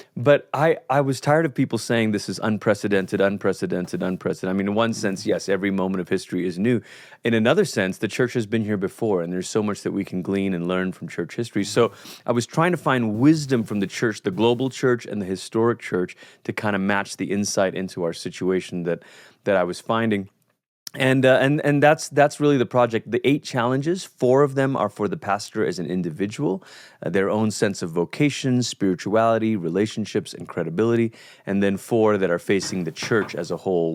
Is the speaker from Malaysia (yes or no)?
yes; Malaysia; moved away as an adult; now in United States; culturally, I'm from Malaysia. That's where I grew up.